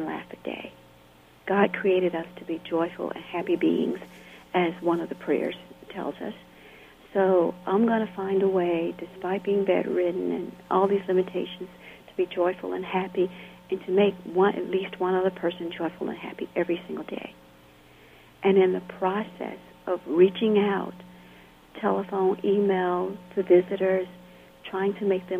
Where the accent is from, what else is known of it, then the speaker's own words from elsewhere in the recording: Camp Hill, Alabama, United States; moved away as an adult; also born or lived in California; In my hometown in Alabama, I was fairly isolated